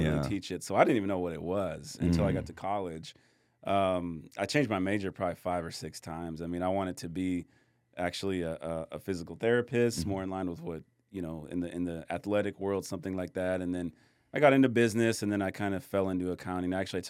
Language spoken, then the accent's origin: English; Michigan, United States; moved away; I grew up in Michigan, so we had gloves and hats and everything.